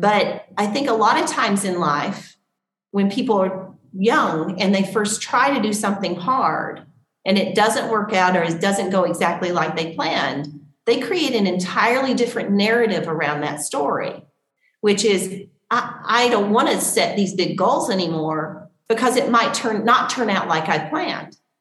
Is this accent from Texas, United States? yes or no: no; Tennessee, United States; I grew up in Tennessee